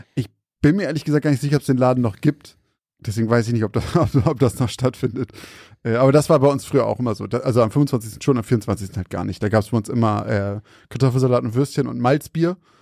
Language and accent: German; Zeven, Lower Saxony, Germany; moved away; in Zeven, da wo ich herkomme